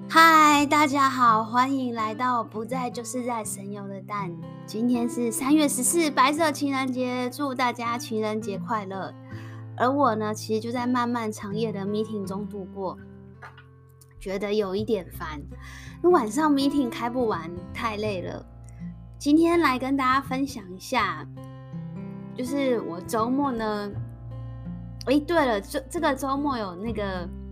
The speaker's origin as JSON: {"language": "Chinese", "country": "Taiwan", "accent": "Taiwanese Mandarin", "moved": "yes", "lives_now": "Singapore", "said": "我们台湾国语"}